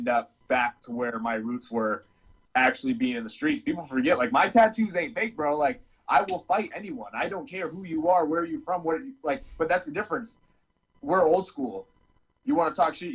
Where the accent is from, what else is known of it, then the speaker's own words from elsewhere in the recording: Western New York, United States; moved away as an adult; now in Maine, United States; I moved here from New York in 2006. I came from a wrestling state, Western New York